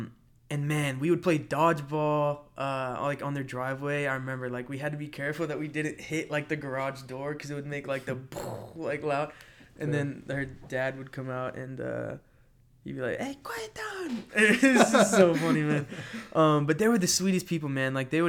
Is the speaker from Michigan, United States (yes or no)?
no; Florida, United States; also born or lived in Atlanta, United States; Man, for me, so I was born in Atlanta, Georgia, but then I moved to Florida when I was like really young. And so I'm a Florida boy.